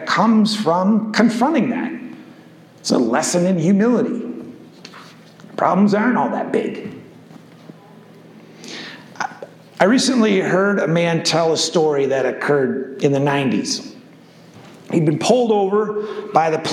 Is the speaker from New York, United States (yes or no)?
no; Grand Rapids, Michigan, United States; my hometown in Grand Rapids